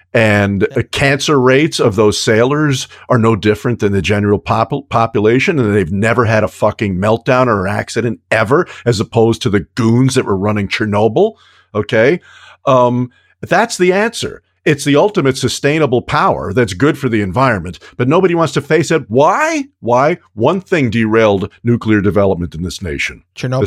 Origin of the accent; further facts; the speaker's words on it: New York, United States; as a kid growing up in New York